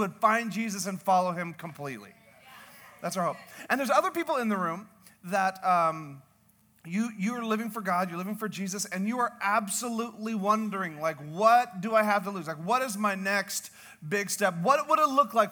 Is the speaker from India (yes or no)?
no; Canada; I'm Canadian